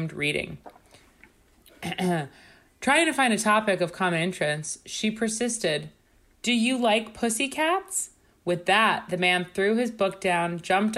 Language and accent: English; Long Island, New York, United States; where I grew up in Long Island